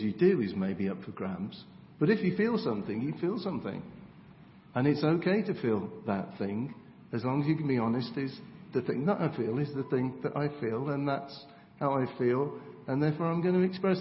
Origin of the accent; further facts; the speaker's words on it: England, United Kingdom; we're English